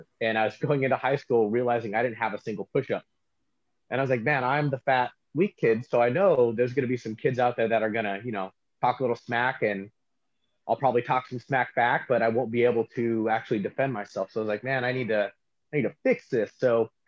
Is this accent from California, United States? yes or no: yes; Stockton, California, United States; also born or lived in Lodi, California; I was born in Lodi, California, in a small hospital that no longer exists. Then I spent most of my childhood bouncing back and forth between Lodi and Stockton, but I currently live in Stockton, California